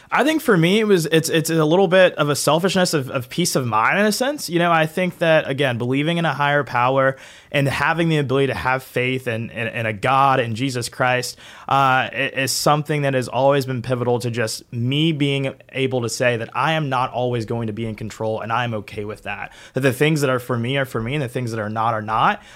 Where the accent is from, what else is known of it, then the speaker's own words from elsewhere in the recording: Augusta, Georgia, United States; I'm from Augusta, so I'm, like, three hours away from Savannah